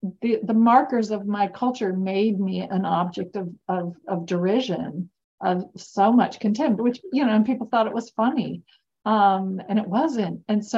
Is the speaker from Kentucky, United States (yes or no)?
yes; Kentucky, United States; My accent, my culture, the whole way I was, which I thought was normal, was made me a laughingstock when I got to university. I mean, my friends gave me this thing that they thought was so funny. It was a passport. It was a Hoosier passport allowing a certain number of Kentuckians